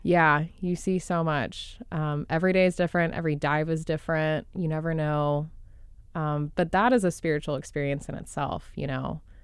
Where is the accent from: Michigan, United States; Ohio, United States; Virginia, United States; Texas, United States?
Texas, United States; outside of Dallas; now in Jupiter, United States; outside of Dallas in Texas